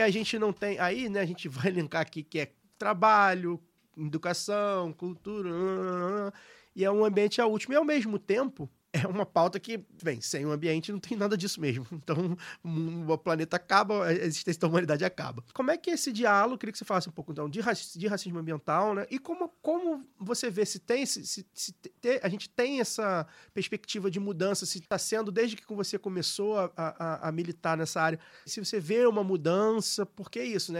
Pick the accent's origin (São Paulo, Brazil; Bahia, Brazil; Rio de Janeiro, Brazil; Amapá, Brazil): Rio de Janeiro, Brazil; onde eu nasci fui criado, de Maria da Graça